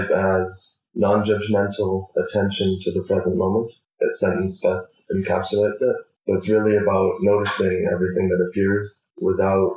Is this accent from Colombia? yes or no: no; Latvia; moved away; I'm from Latvia and I study electrical engineering at the TU